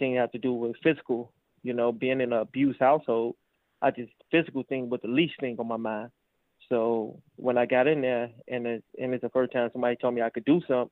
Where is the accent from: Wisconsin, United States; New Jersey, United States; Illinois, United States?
Illinois, United States; Chicago; Originally, I'm from Chicago